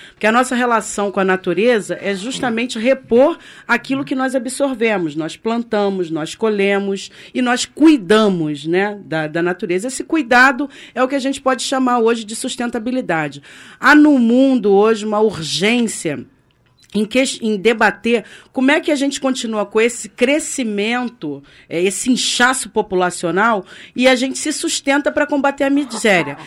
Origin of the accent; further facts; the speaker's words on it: Rio de Janeiro, Brazil; nós que somos brasileiros e cariocas